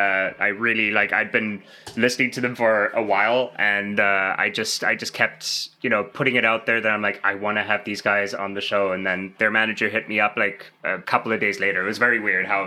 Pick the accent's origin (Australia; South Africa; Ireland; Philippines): South Africa; moved away as an adult; now in Canada; I'm from South Africa originally.